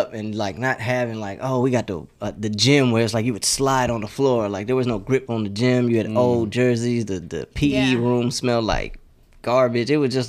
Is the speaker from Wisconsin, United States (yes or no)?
no; Houston, Texas, United States; so I grew up in a neighborhood called Farm Meadow. I went to Welch Middle School. I was zoned to Westbury, but I ended up going to Westside High School.